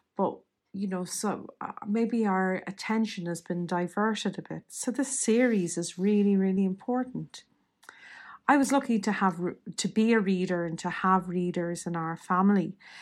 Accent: Dublin, Leinster, Ireland; nineteen seventies and eighties Catholic Dublin

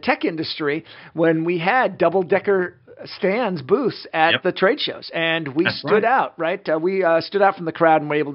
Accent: United States; I'm American.

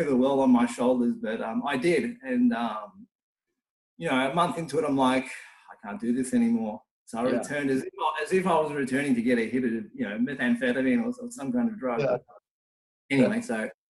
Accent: a smaller city an hour from Melbourne, Victoria, Australia; in my hometown, which, you know, it's an hour from Melbourne. It's like it's a smaller city

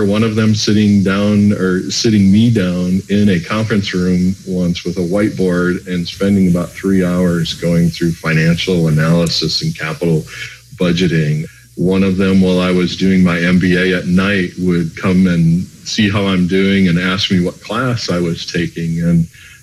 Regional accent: a northern suburb of Minneapolis, Minnesota, United States; I'm Minnesota born and raised, a northern suburb of Minneapolis.

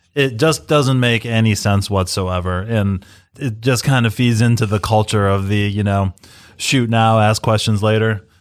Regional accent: United States; we're all American.

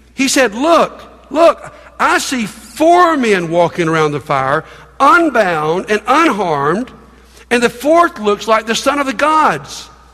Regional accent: United States; We grew up in America

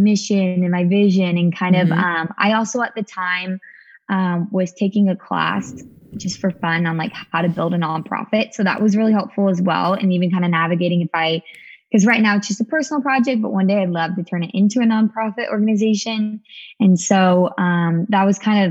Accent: Sacramento, California, United States; also born or lived in San Diego, California; I'm originally from Sacramento, California, though. This is my hometown

